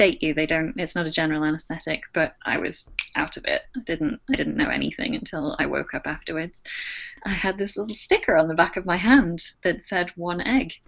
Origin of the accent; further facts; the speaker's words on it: United Kingdom; moved away as an adult; now in Australia; my status as a Brit in Australia